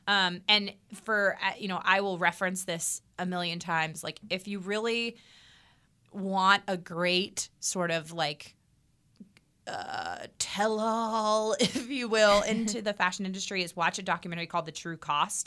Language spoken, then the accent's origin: English; United States; I'm American. I'm a red blooded American.